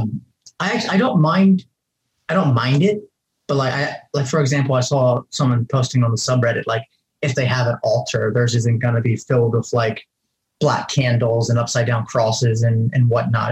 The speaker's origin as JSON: {"language": "English", "region": "Ohio", "country": "United States", "moved": "as an adult", "said": "I'm originally from Ohio."}